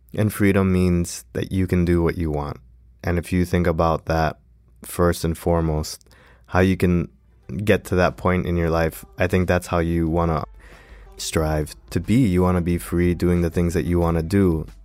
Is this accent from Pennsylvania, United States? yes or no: no; Miami, Florida, United States; I was born in Florida